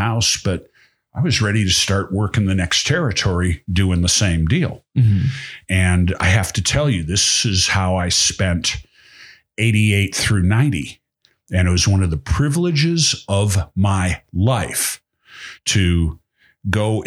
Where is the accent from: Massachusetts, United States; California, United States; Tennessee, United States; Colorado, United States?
Massachusetts, United States; Boston; now in Montana, United States; I'm from Boston